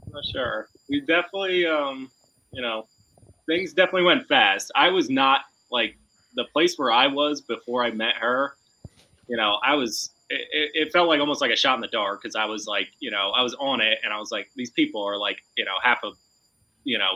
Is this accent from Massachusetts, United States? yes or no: no; Philadelphia, Pennsylvania, United States; accent: Philly lingo; now in West New Jersey, United States; I got like Philly lingo